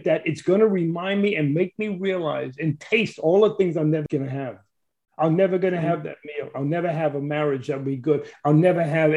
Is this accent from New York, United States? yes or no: yes; New York City, New York, United States; I grew up in Brooklyn, New York